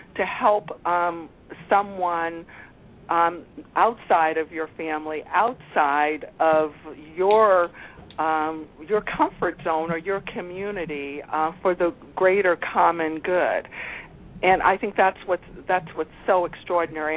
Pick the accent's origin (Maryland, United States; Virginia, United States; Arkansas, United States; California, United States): Virginia, United States; Alexandria; I grew up in Alexandria, Virginia, outside of Washington, D.C., before it was a tourist destination